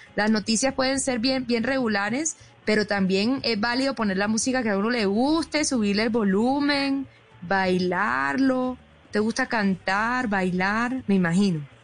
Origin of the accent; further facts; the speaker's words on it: Atlántico, Colombia; moved away; desde mi tierra bella